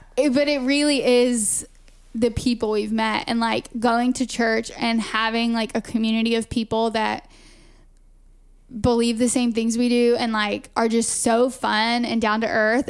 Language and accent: English; Augusta, Georgia, United States; now in Lisbon, Portugal; we're both from Augusta, Georgia